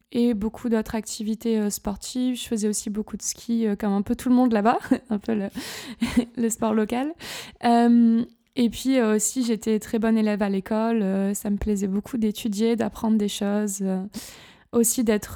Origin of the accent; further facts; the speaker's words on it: Gap, Provence-Alpes-Côte d'Azur, France; moved away as an adult; also born or lived in Nice / Toulouse / Paris / London; now in Berlin, Germany; je suis originaire du sud-est de la France, d'une petite ville qui s'appelle Gap, près de Marseille, dans les montagnes, dans les Hautes-Alpes